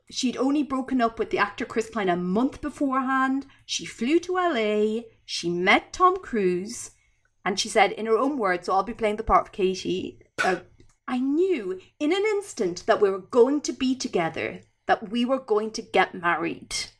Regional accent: Ireland; I'm Irish.

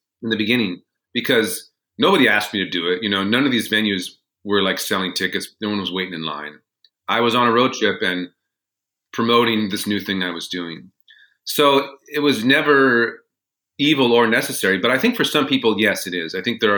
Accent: Los Angeles, California, United States; moved away; I grew up in Los Angeles

